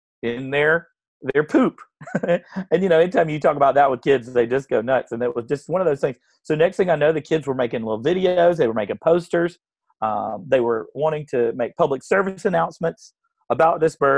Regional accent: South Carolina, United States; I grew up here in South Carolina

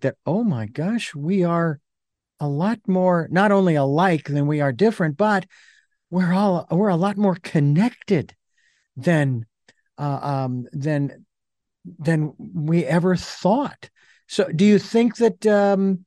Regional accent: Phoenix, Arizona, United States; when I was a kid growing up in Arizona, in Phoenix

